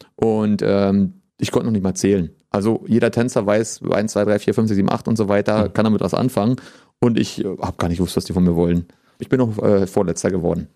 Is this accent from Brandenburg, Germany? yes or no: yes; Potsdam, Brandenburg, Germany; gebürtiger Potsdamer, hatte früher auch mal vor, dann wegzugehen und habe mich aber trotzdem immer wieder für Potsdam entschieden